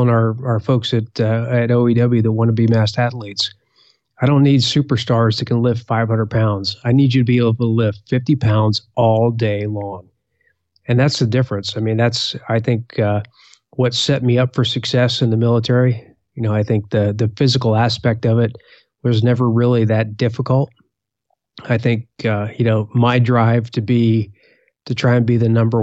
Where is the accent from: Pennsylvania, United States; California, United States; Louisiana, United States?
Pennsylvania, United States; Valley Forge area, Eastern; also born or lived in North Carolina / Indiana; now in Washington, D.C., United States; We grew up, mostly Eastern Pennsylvania near the Valley Forge area.